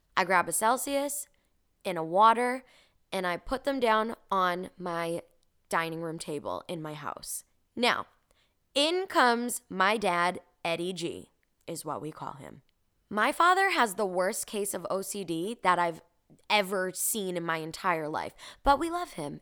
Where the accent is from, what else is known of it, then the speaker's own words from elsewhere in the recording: Revere, Massachusetts, United States; moved away; I was born and raised in Boston, specifically Revere, Massachusetts, which is a little city a couple minutes outside of Boston.